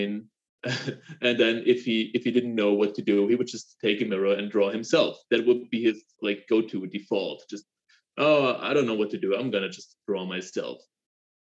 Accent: Black Forest, Baden-Württemberg, Germany; I'm from the Black Forest

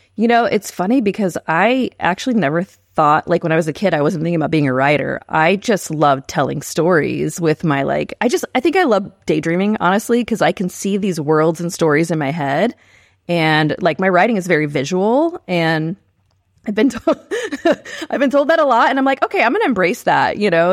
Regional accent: San Marcos, Texas, United States; moved away as an adult; also born or lived in Maui, Hawaii; now in Oklahoma City, United States; I grew up in San Marcos, Texas

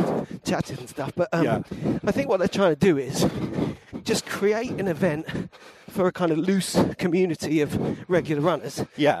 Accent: London, United Kingdom; I did feel a bit like I come from London, actually.

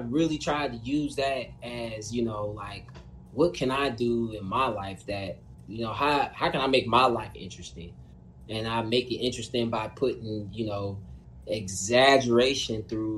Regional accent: Indiana, United States; I grew up in a rough hood. You know what I mean? I'm from Indiana

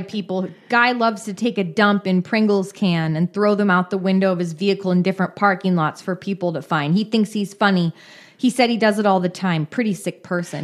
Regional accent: Bay Area, California, United States; I grew up in the Bay Area

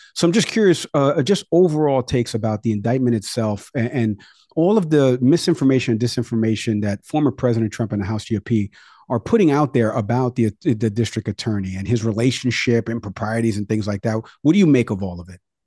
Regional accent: New York, United States; moved away; my home state in New York

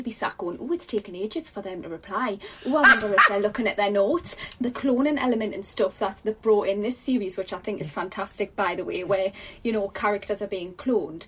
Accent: Newcastle upon Tyne, North East England, United Kingdom; I'm literally about 10 minutes from town

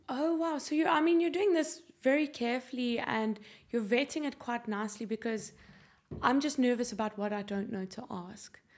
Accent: South Africa; now in Ireland; I don't sound Irish. I'm South African

